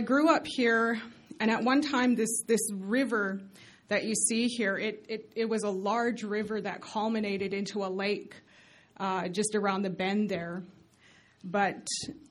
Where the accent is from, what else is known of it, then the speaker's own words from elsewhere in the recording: Blood Reserve, Alberta, Canada; I was born and raised on Canada's largest First Nation reservation, which is the Blood Reserve.